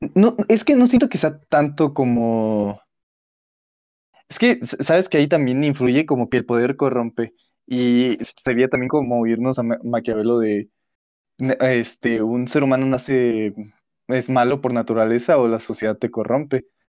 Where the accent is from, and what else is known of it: Mexico